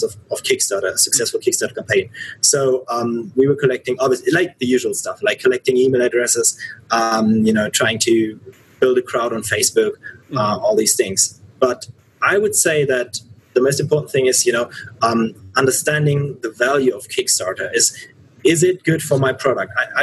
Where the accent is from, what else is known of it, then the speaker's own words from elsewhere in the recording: Cologne, North Rhine-Westphalia, Germany; I grew up in Cologne